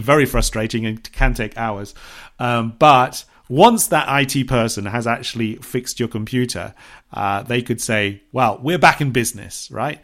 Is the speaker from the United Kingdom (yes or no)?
yes; Bournemouth, South West England, United Kingdom; moved away; which is very close to my hometown, Bournemouth.